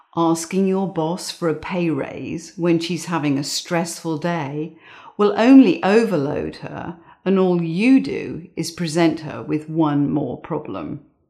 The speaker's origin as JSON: {"language": "English", "region": "England", "country": "United Kingdom", "tie": "born or raised there", "said": "I grew up in England"}